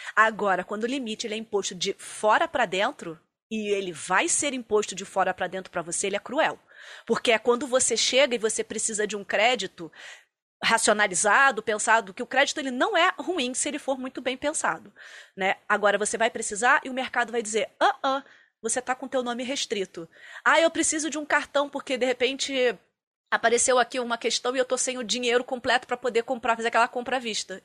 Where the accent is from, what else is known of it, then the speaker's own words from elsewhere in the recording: Rio de Janeiro, Brazil; now in Curitiba, Brazil; Eu sou carioca